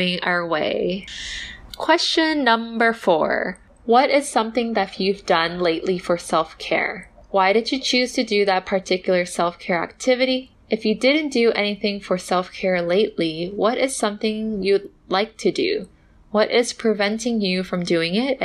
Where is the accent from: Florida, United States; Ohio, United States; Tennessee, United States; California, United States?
California, United States; now in East Coast, United States; I grew up in California and the weather is always good